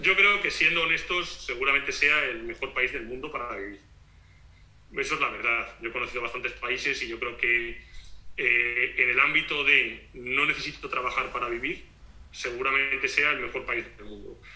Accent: Spain; moved away as an adult; now in Portugal; siendo español

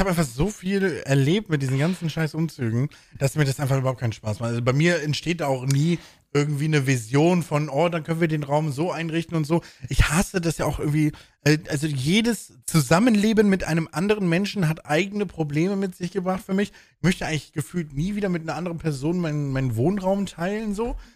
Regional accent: Bremen, Germany; Ich komme ja aus der Jan-Böhmermann-Stadt in Bremen, Bremen-Nord.

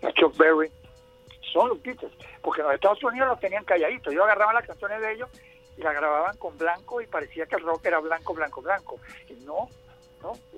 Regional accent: Venezuela; Solamente dos venezolanos la tenemos, … y yo

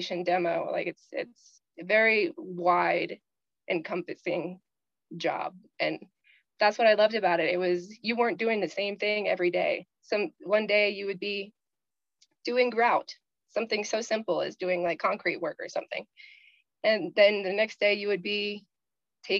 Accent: the South, United States; Growing up in the South

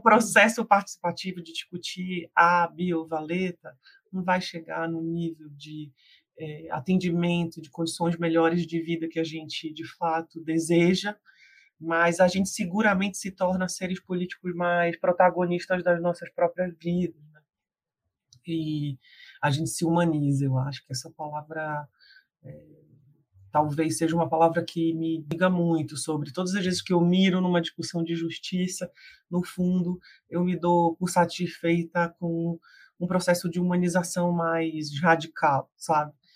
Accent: Belém, Pará, Brazil; eu ser de Belém do Pará, né? Eu sou uma mulher amazônica

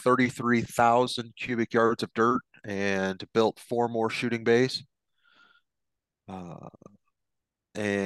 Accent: Iowa, United States; also born or lived in Atlantic, Iowa; I grew up in Iowa

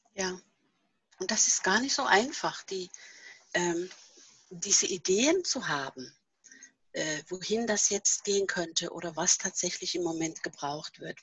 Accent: Norway; German is a second language; moved away as an adult; now in Germany; dass nicht Norwegen immer noch meine Heimat ist

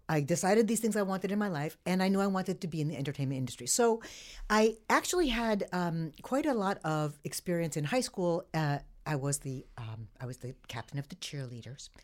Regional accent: the Hamptons, New York, United States; also born or lived in Fredonia, New York; I grew up in the Hamptons

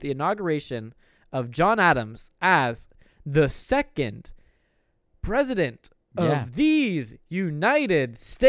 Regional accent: Canada; We're two Canadian boys.

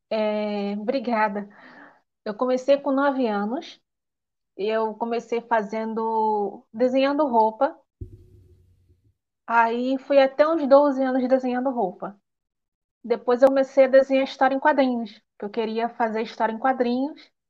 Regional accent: Nova Iguaçu, Rio de Janeiro, Brazil; Eu sou de Nova Iguaçu, Rio de Janeiro.

